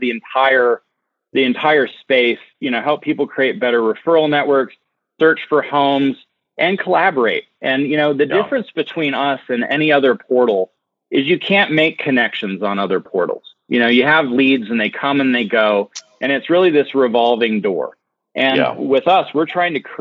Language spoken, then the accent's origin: English; Park City, Utah, United States; I'm from Utah and I grew up in Park City